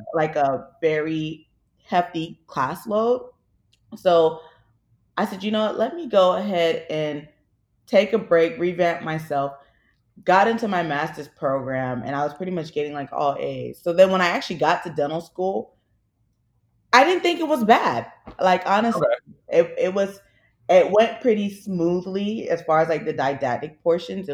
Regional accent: Miami, Florida, United States; moved away as an adult; now in Philadelphia, United States; I'm originally from Miami

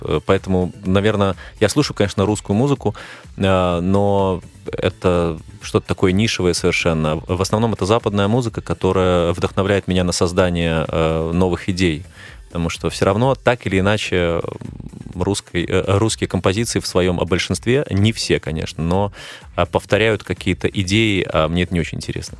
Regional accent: Belarus; moved away as an adult; now in Moscow, Russia; именно у меня на родине

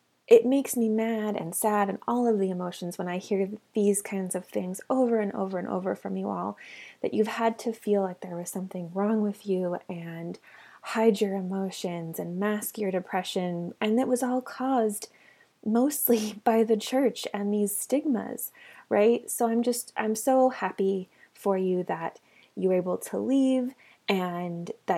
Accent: Texas, United States; moved away as an adult; also born or lived in Utah / New Mexico; I moved back to my hometown in Texas

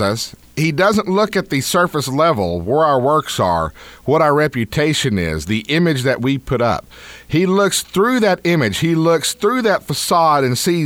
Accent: Deep East Texas, United States; I grew up in the Deep South, Deep East Texas.

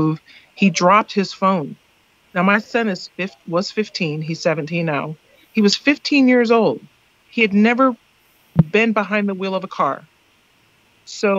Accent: Seattle, Washington, United States; I went to school in Seattle. I'm from Seattle

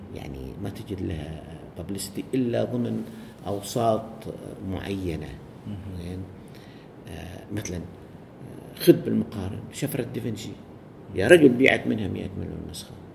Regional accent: Saudi Arabia; عندنا بالسعودية

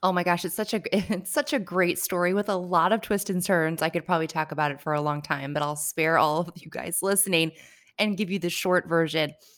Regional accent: Connecticut, United States; moved away as an adult; now in Barbados; I grew up in Connecticut, went to school in Connecticut

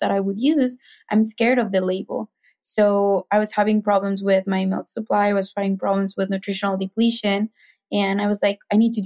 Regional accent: Mexico City, Mexico; accent: Mexican; English is a second language; moved away as an adult; I'm Mexican, if you can hear my accent, that's why, like, I have that accent, but I grew up in Mexico City

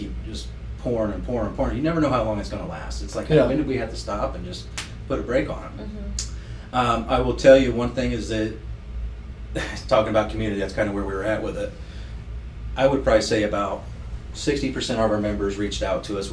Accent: Pendleton, United States; also born or lived in Florida; I grew up in Pendleton. Pendleton's loyal.

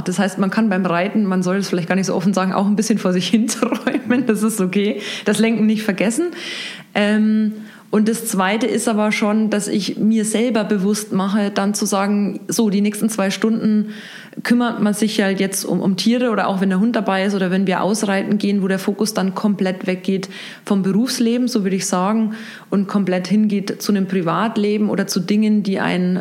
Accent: Regensburg, Bavaria, Germany; moved away as an adult; Ich bin tatsächlich hier in Regensburg geboren

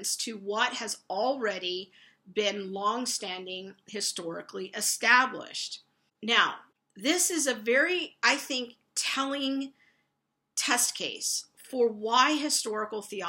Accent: United States; as American evangelicals

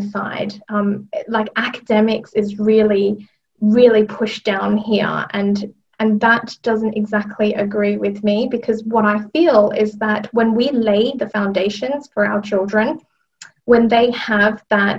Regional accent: Australia; moved away as an adult; now in London, United Kingdom; I'm originally from Australia. I trained in Australia as a teacher and worked there for a number of years before coming to London.

